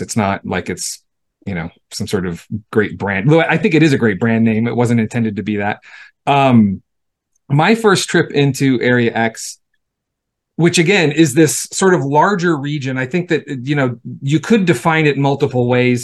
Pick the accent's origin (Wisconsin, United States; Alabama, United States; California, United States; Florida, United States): California, United States; Los Angeles; I grew up in Southern California. I grew up in LA. I'm a city kid.